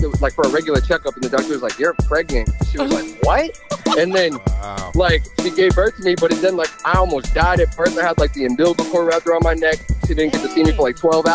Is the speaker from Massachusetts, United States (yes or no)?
yes; Weymouth, Massachusetts, United States; also born or lived in Boston; I was born here. I grew up in Weymouth.